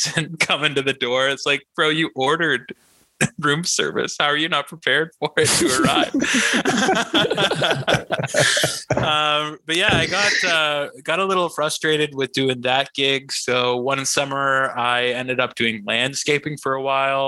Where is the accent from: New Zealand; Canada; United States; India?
Canada; Muskoka, Ontario; as a kid growing up in the country